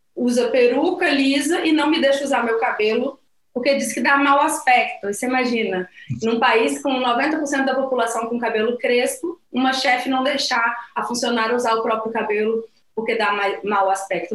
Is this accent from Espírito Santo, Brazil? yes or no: yes; Vitória, Espírito Santo, Brazil; moved away as an adult; also born or lived in Rio de Janeiro; now in Angola; eu nasci em Vitória, no Espírito Santo, fui para Angola há cinco anos